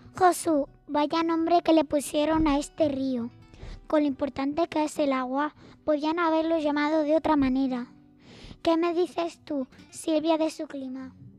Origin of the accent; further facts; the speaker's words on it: Andalusia, Spain; ¿Somos muchos los andaluces?